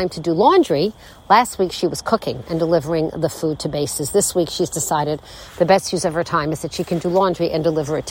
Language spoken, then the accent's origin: English; United States; I'm an American